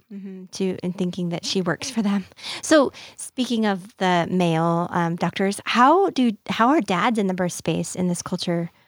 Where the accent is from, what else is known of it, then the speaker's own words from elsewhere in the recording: United States; we as the American culture